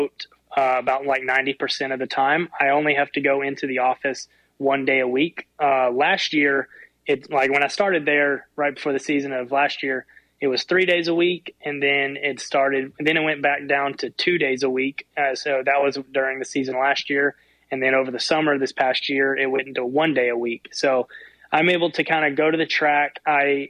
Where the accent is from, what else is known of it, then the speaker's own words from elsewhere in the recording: Memphis, Tennessee, United States; moved away as an adult; now in Texas, United States; I actually grew up, so I'm from Memphis